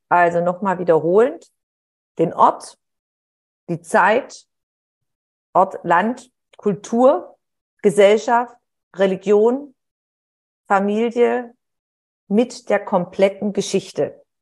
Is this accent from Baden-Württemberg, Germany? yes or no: yes; Heilbronn, Baden-Württemberg, Germany; Und nachher hat man sie in der Kleinstadt, wo ich aufgewachsen bin, in Heilbronn, hat, ist man sich dann über den Weg gelaufen